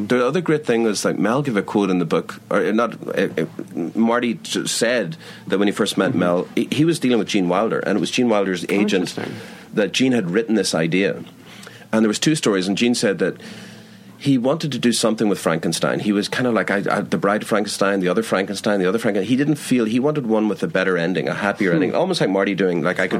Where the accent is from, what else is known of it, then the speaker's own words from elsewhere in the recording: Belfast, Northern Ireland, United Kingdom; also born or lived in Sligo, Ireland; when I was a kid in Belfast, we moved around a bit. And then, I mean, in Ireland, we moved from Belfast to Sligo.